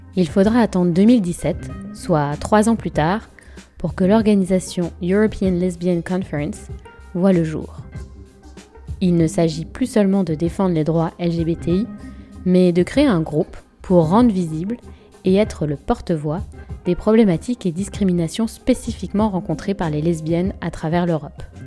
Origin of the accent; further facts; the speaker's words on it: France; je suis française, européenne et une femme hétérosexuelle